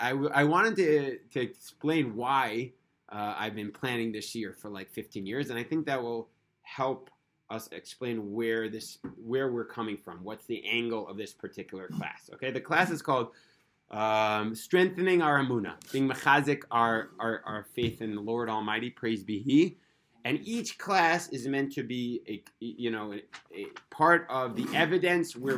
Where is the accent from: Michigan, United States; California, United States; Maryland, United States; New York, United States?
New York, United States; New York City; now in Israel; I was born in Brooklyn